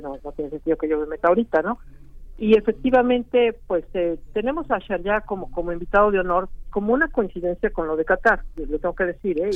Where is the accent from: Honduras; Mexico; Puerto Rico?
Mexico